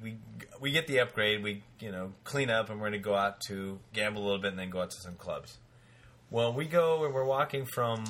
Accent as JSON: {"language": "English", "town": "Denver", "region": "Colorado", "country": "United States", "said": "I'm from Denver"}